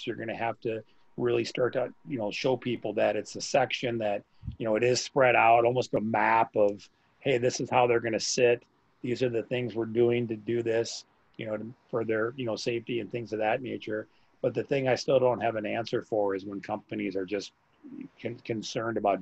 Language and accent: English; Wisconsin, United States; my hometown called Jones's.